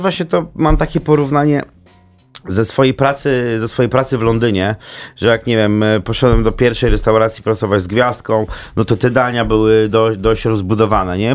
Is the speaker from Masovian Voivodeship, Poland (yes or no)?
yes; Warsaw, Masovian Voivodeship, Poland; ja też jestem z Warszawy